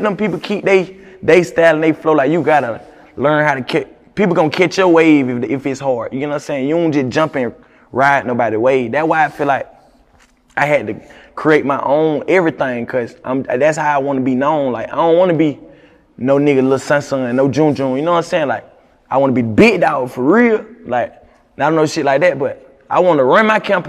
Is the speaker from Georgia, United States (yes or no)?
yes; Augusta, Georgia, United States; moved away as an adult; now in Atlanta, United States; I'm from Augusta. They call it a country, bro. Country boy.